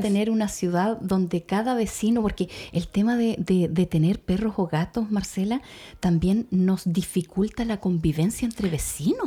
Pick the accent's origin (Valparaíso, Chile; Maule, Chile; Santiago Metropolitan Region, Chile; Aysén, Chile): Aysén, Chile; Puerto Aysén; para quienes somos de acá, de esta ciudad, o, nacimos en la región de Aysén